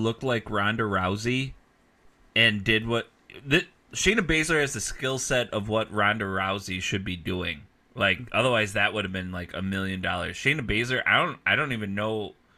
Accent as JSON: {"language": "English", "region": "Midwest", "country": "United States", "said": "I'm only from the Midwest"}